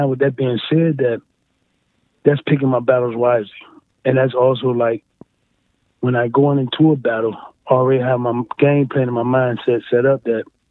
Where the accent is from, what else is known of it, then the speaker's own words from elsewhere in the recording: East Cleveland, Ohio, United States; also born or lived in Wade Park, Cleveland; I'm from the East Cleveland area, but now I moved down to Wade Park.